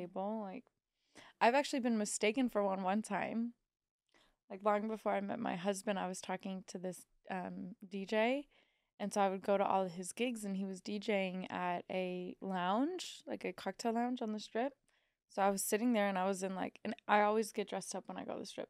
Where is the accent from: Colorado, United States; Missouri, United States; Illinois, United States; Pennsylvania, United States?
Missouri, United States; I'm from Missouri